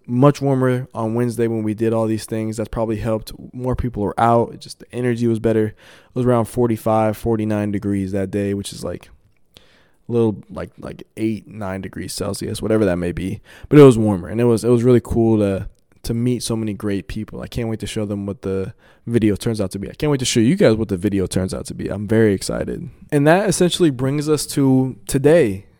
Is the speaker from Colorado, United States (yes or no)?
yes; Colorado, United States; I'm, I'm from Colorado